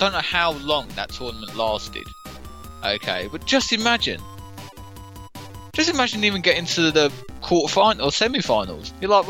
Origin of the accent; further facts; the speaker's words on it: London, United Kingdom; Obviously I grew up in London. If you couldn't tell, listeners.